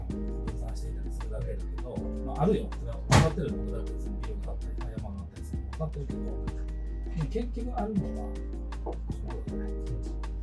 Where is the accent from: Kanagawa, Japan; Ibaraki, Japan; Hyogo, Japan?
Hyogo, Japan; Tamba; 僕はまあ、丹波市っていうの出身だけど